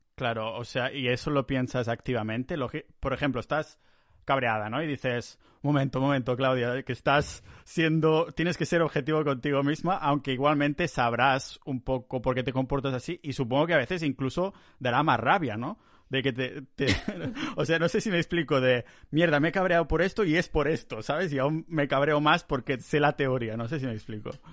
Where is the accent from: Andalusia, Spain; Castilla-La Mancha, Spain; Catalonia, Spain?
Catalonia, Spain; near Barcelona; moved away as an adult; now in Estonia; volver a casa, volver a Barcelona, cerca de Barcelona, en mi pueblo ahí